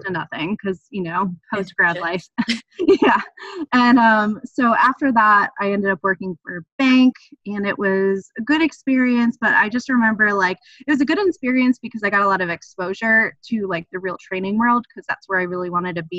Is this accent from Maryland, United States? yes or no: no; New York City, New York, United States; moved away as an adult; also born or lived in New Haven; I'm from New York City